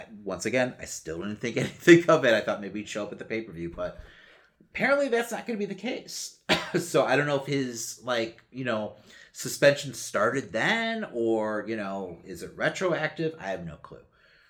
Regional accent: Chicago, Illinois, United States; we're from Chicago.

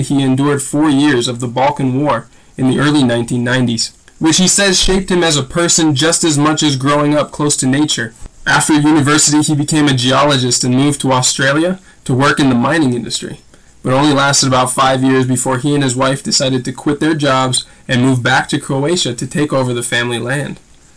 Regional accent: Minnesota, United States; now in Guatemala; I'm from Minnesota originally, but right now, as you know, I'm in Guatemala.

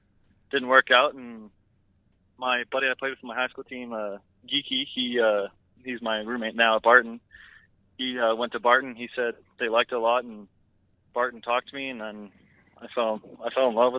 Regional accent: Canada; me and my roommate, we're both from Canada

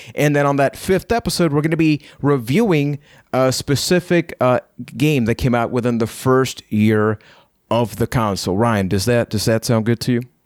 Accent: Puerto Rico; I am from Puerto Rico.

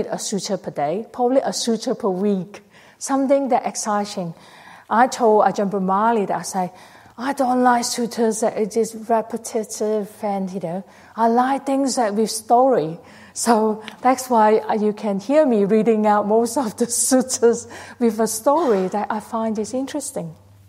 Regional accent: Malaysia; now in Australia; I went to Malaysia. I was born in Malaysia.

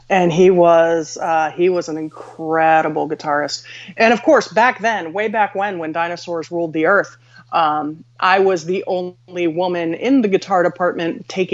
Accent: Philadelphia, Pennsylvania, United States; moved away; also born or lived in Pittsburgh; I am originally from Philly.

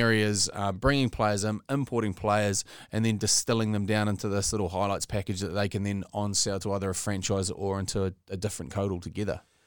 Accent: the Bay, Bay of Plenty, New Zealand; growing up in the Bay

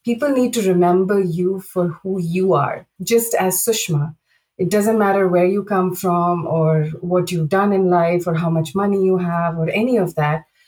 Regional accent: India; moved away as an adult; also born or lived in Saudi Arabia; I grew up in India, and you know I started my career there

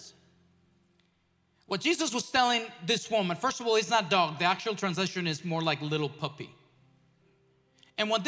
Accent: Mexico; moved away; growing up in Mexico, in a nation that is mostly Catholic.

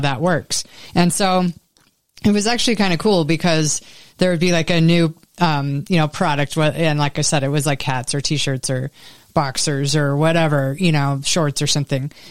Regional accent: Tucson, Arizona, United States; when I was growing up in Tucson, every year we had to go to the emissions check

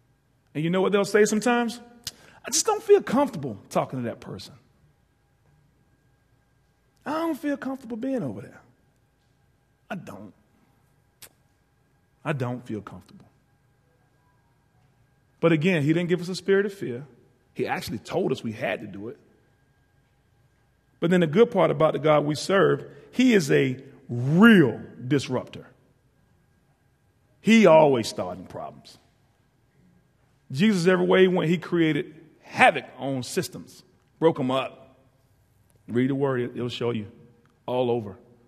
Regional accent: East Coast, United States; I'm from the East Coast.

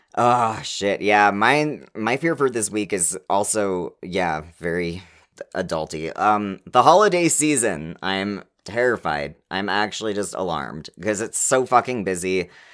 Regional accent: Canada; We're Canadian

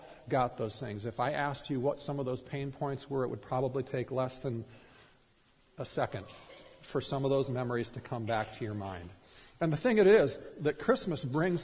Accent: Minnesota, United States; growing up in Minnesota

